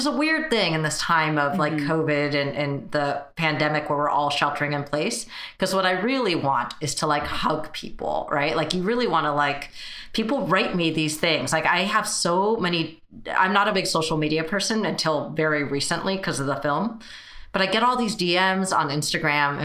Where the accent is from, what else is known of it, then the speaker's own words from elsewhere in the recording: United States; first language Mandarin; English is a second language; I was technically born here, but we only spoke Mandarin at home